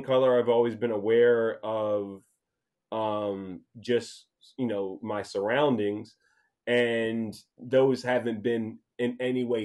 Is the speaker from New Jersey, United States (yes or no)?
yes; Woodbury, New Jersey, United States; now in Sicklerville, United States; I was born and raised in Woodbury, New Jersey. I currently live in Sicklerville, New Jersey.